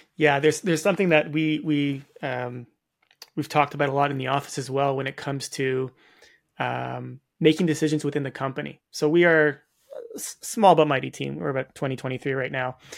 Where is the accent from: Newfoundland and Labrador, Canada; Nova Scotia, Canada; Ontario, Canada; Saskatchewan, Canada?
Ontario, Canada; Toronto; I'm from Toronto.